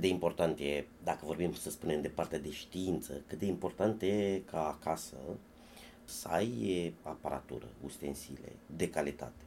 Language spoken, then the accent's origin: Romanian; Focșani, Vrancea County, Romania; la mine la copilărie, la Focșani